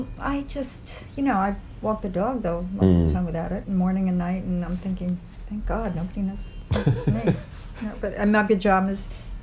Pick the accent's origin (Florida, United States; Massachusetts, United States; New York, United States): New York, United States; Long Island; accent: Long Island Jewish; now in New York, United States; I sound like a squeaky 7-year-old with a Long Island Jewish accent.